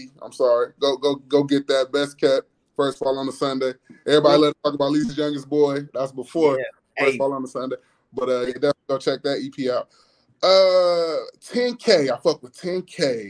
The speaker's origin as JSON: {"language": "English", "town": "Peoria", "region": "Illinois", "country": "United States", "tie": "born or raised there", "said": "Because I got niggas who I grew up with in Peoria who I think nice who'd have moved away."}